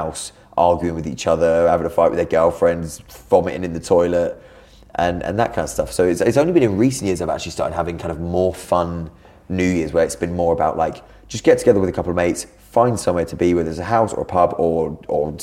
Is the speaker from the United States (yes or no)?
no; Brighton, South East England, United Kingdom; I'm from Brighton